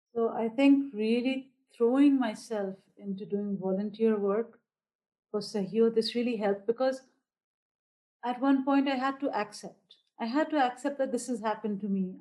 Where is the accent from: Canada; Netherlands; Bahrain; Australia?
Bahrain; also born or lived in India; I live in Bahrain, which is a small island nation very close to Saudi Arabia, but nothing like Saudi Arabia. And uh, so I am an Indian by origin, but because we've been over here for a very long time, I am Bahraini